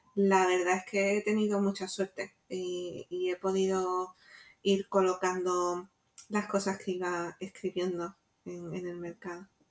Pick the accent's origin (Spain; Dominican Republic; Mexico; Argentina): Spain; Jaén, Andalusia; now in Málaga, Spain; yo no soy de Málaga, soy de Jaén